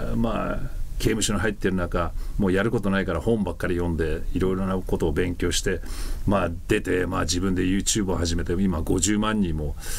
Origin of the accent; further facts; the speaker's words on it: United States; 我々アメリカ人